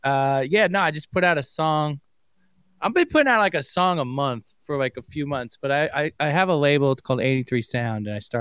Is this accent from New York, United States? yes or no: yes; New York, United States; I grew up in New York